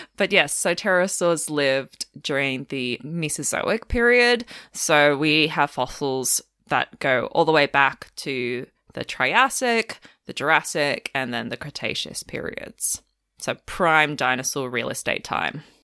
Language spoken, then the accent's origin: English; Melbourne, Victoria, Australia; moved away as an adult; also born or lived in outback Queensland; now in Queensland, Australia; I'm from Melbourne originally